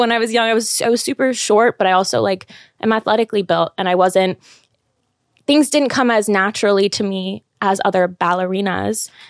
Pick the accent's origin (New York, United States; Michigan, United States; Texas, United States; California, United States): California, United States; Los Angeles; moved away as an adult; I grew up in L A. I lived there my whole life, went to college there.